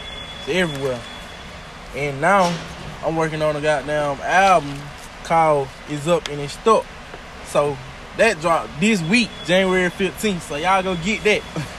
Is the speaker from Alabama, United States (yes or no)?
yes; Tuskegee, Alabama, United States; also born or lived in Greenville, Alabama; I'm from Greenville, Alabama. Raised in Tuskegee.